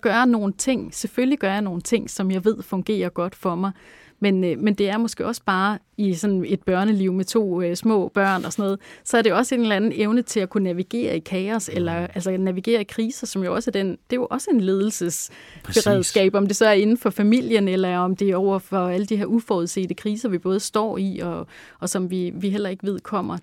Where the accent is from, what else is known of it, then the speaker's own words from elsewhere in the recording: Langeland, Southern Denmark, Denmark; ved at vokse op på Langeland, og hvor jeg voksede op i sådan et sådan lidt øh, hippieagtigt hjem